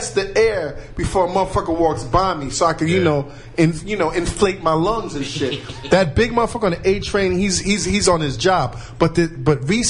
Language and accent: English; New York, United States; growing up in New York, man, in the 80s